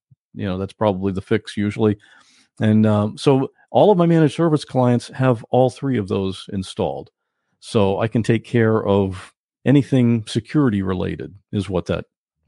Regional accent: Ohio, United States; born there; also born or lived in Maine; now in Florida, United States; Well, I was born in Ohio. I from Ohio to Florida to Maine, now back to Florida.

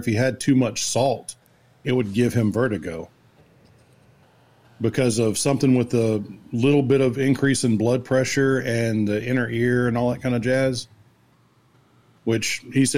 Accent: Texas, United States; we're in BFE Swamp, Louisiana, and we're from Texas

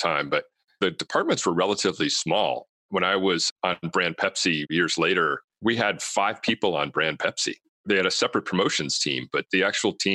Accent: Stamford, Connecticut, United States; moved away as an adult; also born or lived in California; my hometown of Stamford, Connecticut

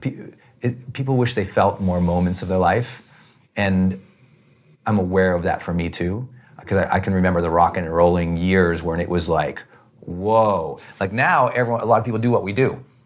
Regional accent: Montana, United States; I'm from Montana. We're outdoor people

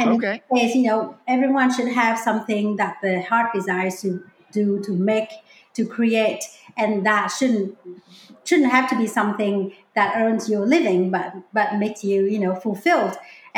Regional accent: Hong Kong; moved away; You imagine we came from Hong Kong where it was like, we're living with 100-story high-rise buildings surrounding us, right? And the concrete jungle.

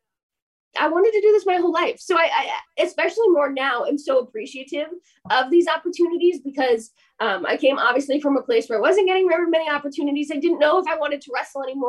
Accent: United States; as an American

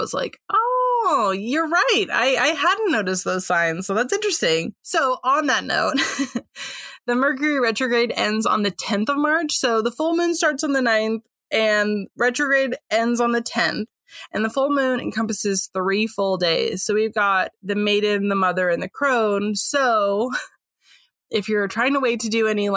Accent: San Francisco, California, United States; I'm from San Francisco originally, but we are up by the Oregon border now

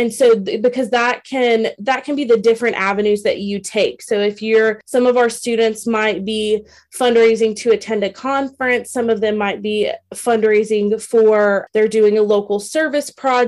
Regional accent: Louisiana, United States; moved away as an adult; now in Virginia, United States; I'm from Louisiana

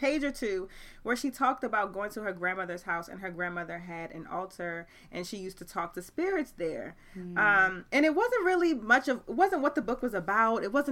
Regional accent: Baltimore, Maryland, United States; I'm from Baltimore, Maryland, born mm-hmm. and raised

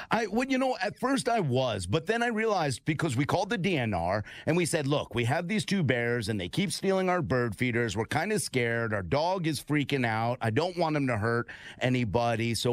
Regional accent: New Haven, Connecticut, United States; So I'm from New Haven

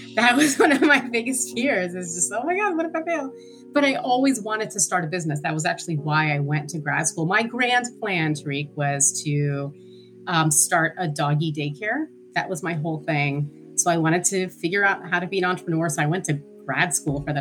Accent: Princeton, New Jersey, United States; now in Pittsburgh, United States; We grew up in sort of a suburban part of Princeton, New Jersey

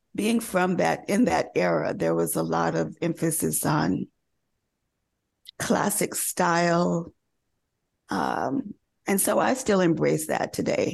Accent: North Carolina, United States; I grew up in North Carolina

